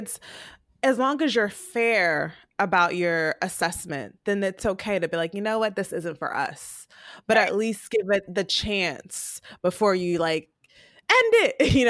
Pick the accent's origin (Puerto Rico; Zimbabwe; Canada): Puerto Rico; I grew up in Puerto Rico as a kid.